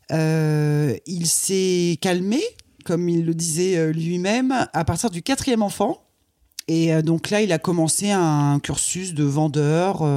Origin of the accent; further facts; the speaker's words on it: Croix, Hauts-de-France, France; Je suis née dans le Nord, à Croix. donc c'est pas très loin de Lille.